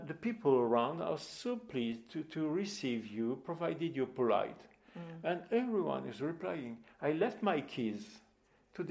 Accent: Bordeaux, Nouvelle-Aquitaine, France; English is a second language; moved away as an adult; also born or lived in Africa; now in Lucca, Italy; I was born in Bordeaux, and I lived in Bordeaux till 1997

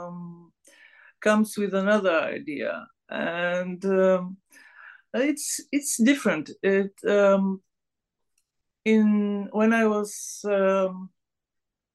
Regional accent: Sofia, Sofia City, Bulgaria; English is a second language; I was born here in Sofia, and the capital one, the capital of Bulgaria

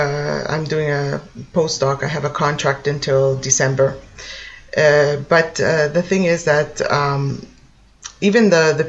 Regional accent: Toronto, Ontario, Canada; moved away as an adult; now in Italy; I was born in Canada. I'm from Toronto, let's say, the Toronto area.

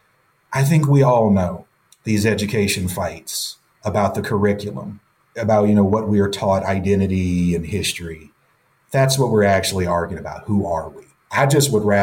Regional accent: the South, United States; I'm from the South too

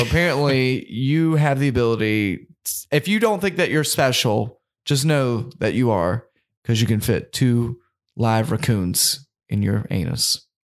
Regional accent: the South, United States; we're from the South

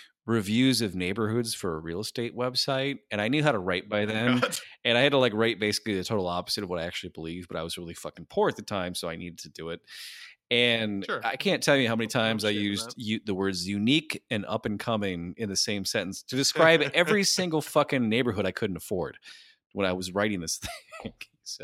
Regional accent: San Diego, California, United States; I was born here. I'm from San Diego.

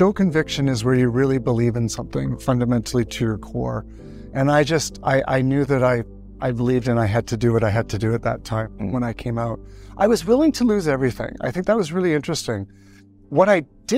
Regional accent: Canada; I'm Canadian

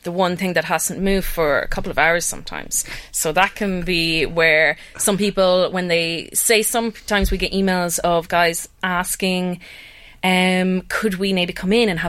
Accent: Kells, County Meath, Ireland; moved away as an adult; also born or lived in Germany / Sweden; I was born in Kells and I stayed there until I finished school. And then I ended up travelling around for a good while and living in Germany and then Sweden.

